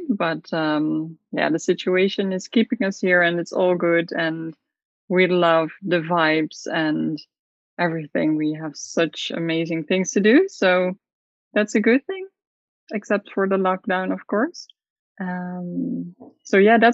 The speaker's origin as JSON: {"language": "English", "region": "south of the Netherlands", "country": "Netherlands", "moved": "as an adult", "lives_now": "Curaçao", "said": "I'm from the Netherlands, from the south of the Netherlands"}